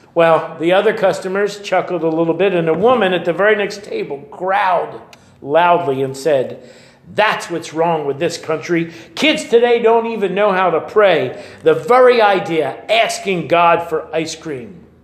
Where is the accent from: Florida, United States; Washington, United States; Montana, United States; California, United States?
California, United States; Oakland; When I was a little boy, I grew up in Oakland, just over the way